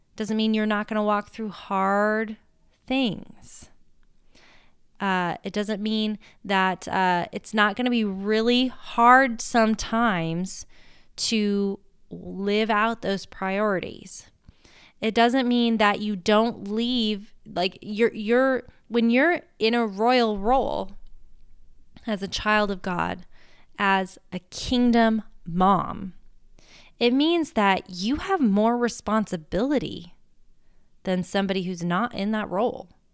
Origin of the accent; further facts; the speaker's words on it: United States; I'm American